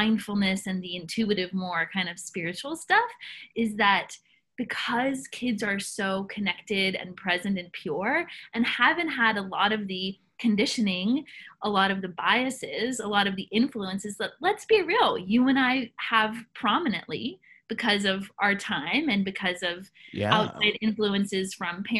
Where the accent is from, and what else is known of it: Nashville, Tennessee, United States; born or raised there